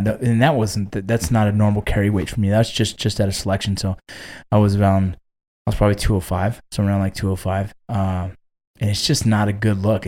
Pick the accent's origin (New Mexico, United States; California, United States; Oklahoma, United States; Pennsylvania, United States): California, United States; Los Angeles; moved away; I was born in Northridge. I grew up right around Northridge